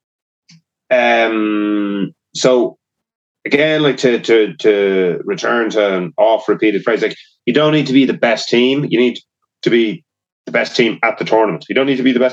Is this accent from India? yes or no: no; Ireland; being Irish